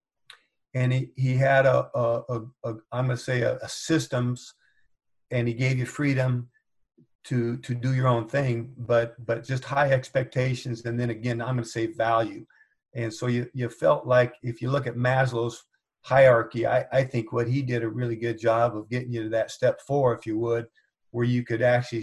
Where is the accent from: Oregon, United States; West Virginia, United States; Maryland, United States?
Oregon, United States; Corvallis; it was a great time to grow up in Corvallis.